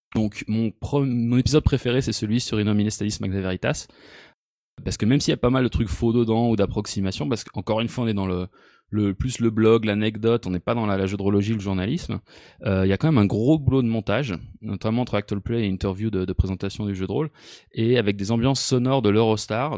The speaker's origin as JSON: {"language": "French", "country": "France", "also_born_or_lived": "United States", "moved": "as an adult", "lives_now": "Switzerland", "said": "j'ai quitté la France en quatre-vingt-dix-neuf"}